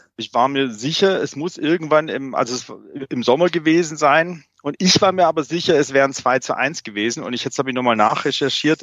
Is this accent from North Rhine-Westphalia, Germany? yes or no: no; Remshalden, Baden-Württemberg, Germany; Ich bin ähm, aber im Remstal äh, aufgewachsen